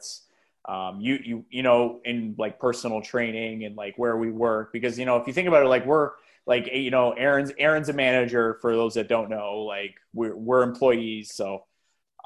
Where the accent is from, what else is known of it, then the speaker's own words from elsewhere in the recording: Brampton, Ontario, Canada; I'm from Brampton as well.